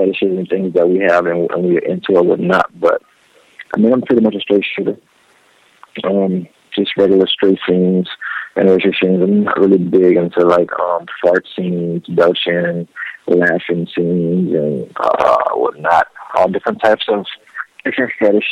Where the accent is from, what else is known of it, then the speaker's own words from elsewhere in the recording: New Orleans, Louisiana, United States; moved away as an adult; I'm from New Orleans, Louisiana.